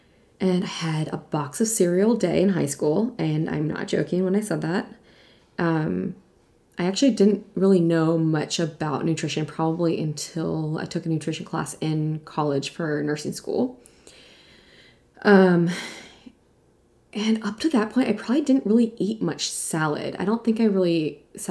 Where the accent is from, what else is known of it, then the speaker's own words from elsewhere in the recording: East Coast, United States; moved away as an adult; also born or lived in New York City / Virginia; now in California, United States; I grew up on the East Coast